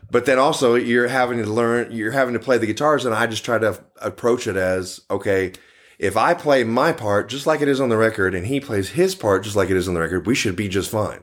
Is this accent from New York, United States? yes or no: no; Dallas, Texas, United States; Born and raised in Dallas, Texas.